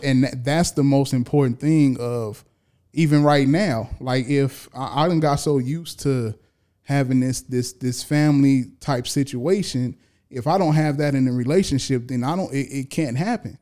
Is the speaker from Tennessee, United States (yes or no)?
no; California, United States; born and raised in California